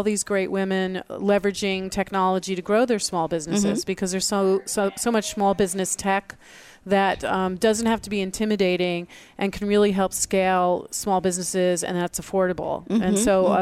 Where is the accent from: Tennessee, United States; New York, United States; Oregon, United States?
New York, United States; I grew up in New York where there are like thousands of …